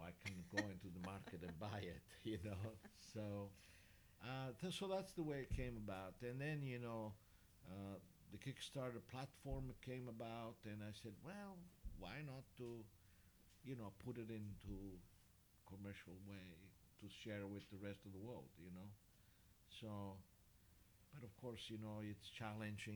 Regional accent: Sicily, Italy; English is a second language; moved away as an adult; also born or lived in Switzerland; now in San Francisco, United States; I immigrated from Sicily to Switzerland when I was 18

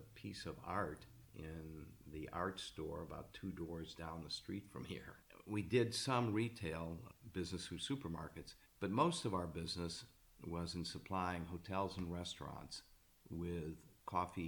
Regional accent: Ohio, United States; A tiny little town in Ohio

